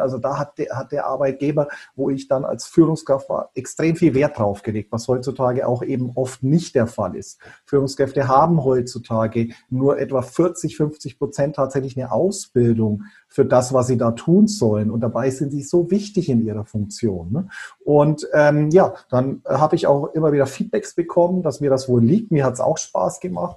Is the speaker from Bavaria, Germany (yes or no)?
yes; Bayreuth, Bavaria, Germany; ich bin in Bayreuth aufgewachsen, also waschechter Franke.